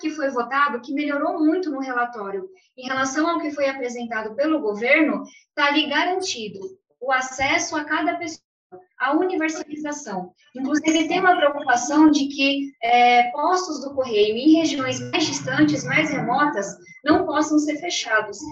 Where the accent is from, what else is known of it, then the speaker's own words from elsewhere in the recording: São Paulo, Brazil; eu venho de um lugar, eu venho da periferia de São Paulo, moro em uma ocupação até hoje.